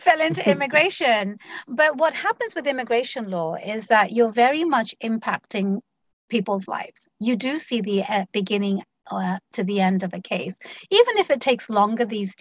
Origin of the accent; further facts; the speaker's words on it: London, United Kingdom; moved away as an adult; also born or lived in Bangladesh; now in Washington, United States; I was born and raised in London, the United Kingdom.